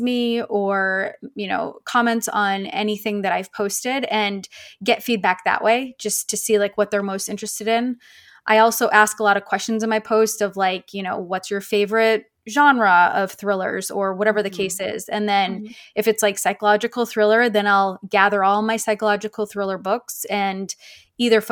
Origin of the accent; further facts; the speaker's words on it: Maine, United States; also born or lived in San Francisco, California / Houston, Texas; now in Tulsa, United States; I'm originally from Maine, lived out in California in the San Francisco area for a few years, moved down to Houston for a few years